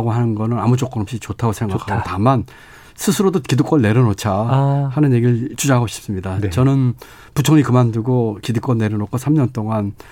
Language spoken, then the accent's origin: Korean; Chungcheong, South Korea; 아, 그래서 또 제 고향도 충청도고.